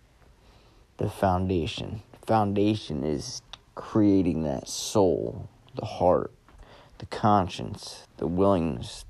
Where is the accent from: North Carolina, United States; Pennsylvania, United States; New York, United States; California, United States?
Pennsylvania, United States; right outside of Philadelphia; I was born right outside of Philadelphia, or grew up out right outside of Philadelphia.